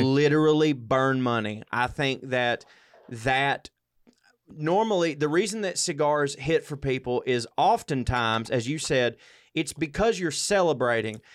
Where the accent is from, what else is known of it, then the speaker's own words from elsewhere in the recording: the South, United States; I grew up in the South, a white male